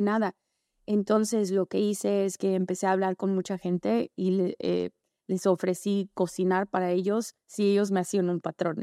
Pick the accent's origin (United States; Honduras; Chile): United States; Los Angeles, California; also born or lived in Tampico, Mexico / Pasadena, California; Yo nací en Los Ángeles, pero mi mamá es mexicana de San Luis Potosí y mi abuelita vivía en Tampico.